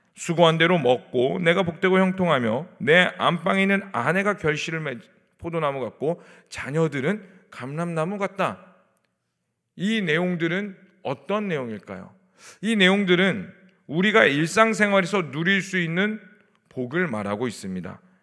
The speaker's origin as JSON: {"language": "Korean", "country": "South Korea", "said": "저 한국 사람인데"}